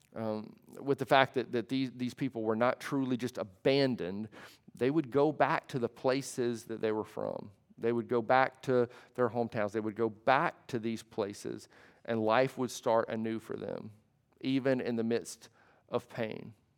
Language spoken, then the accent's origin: English; United States; being an American